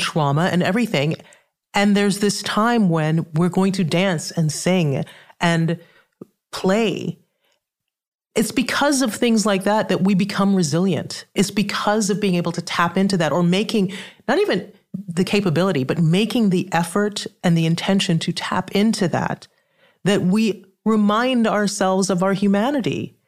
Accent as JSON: {"language": "English", "country": "Trinidad & Tobago", "said": "I'm from the Caribbean. I'm from Trinidad that has a huge carnival"}